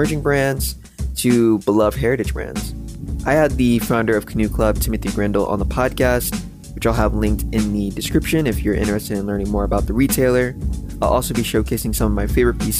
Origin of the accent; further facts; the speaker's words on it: Midwest, United States; someone who was born and raised in the Midwest